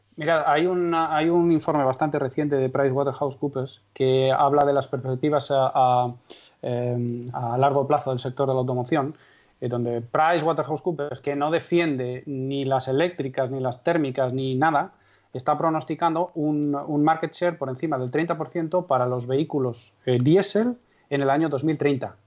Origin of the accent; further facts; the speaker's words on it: Castrejón de Trabancos, Castile and León, Spain; mi pueblo es Castrejón de Trabancos, que tiene aproximadamente 170 habitantes censados en la provincia de Valladolid